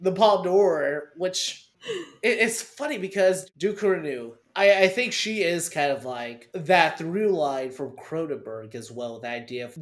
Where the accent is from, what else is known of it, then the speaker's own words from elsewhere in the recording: the South, United States; I grew up in the South